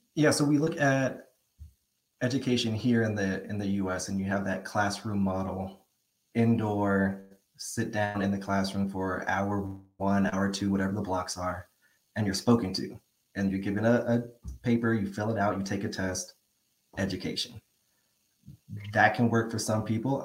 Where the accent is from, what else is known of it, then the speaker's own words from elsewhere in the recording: San Fernando Valley, California, United States; now in Portola, United States; I'm from California, San Fernando Valley. I found my way up to Portola, this Northern California area